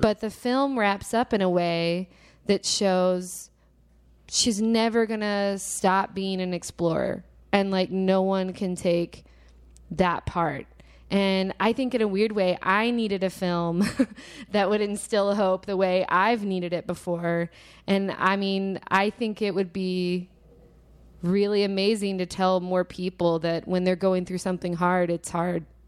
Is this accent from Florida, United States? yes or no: no; Little Rock, Arkansas, United States; moved away; also born or lived in Texas; I'm from Little Rock, Arkansas originally